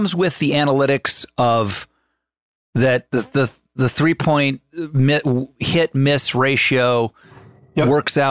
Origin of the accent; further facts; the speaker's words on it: Dayton, Ohio, United States; I'm from Dayton, Ohio.